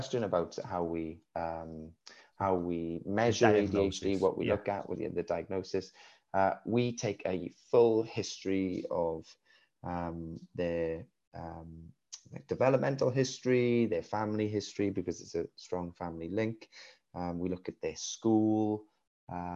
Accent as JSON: {"language": "English", "region": "Wales", "country": "United Kingdom", "accent": "Welsh", "said": "We live in Wales, you can hear by my accent"}